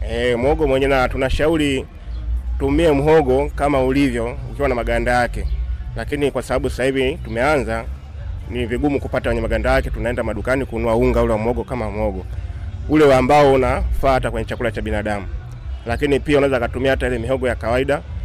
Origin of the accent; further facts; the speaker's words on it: Dar es Salaam, Tanzania; kule kwetu Dar es Salaam